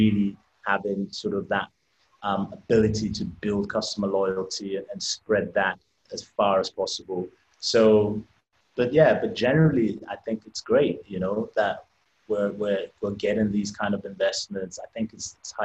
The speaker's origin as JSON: {"language": "English", "region": "England", "country": "United Kingdom", "tie": "born or raised there", "said": "I'm Nigerian. I was brought up in England"}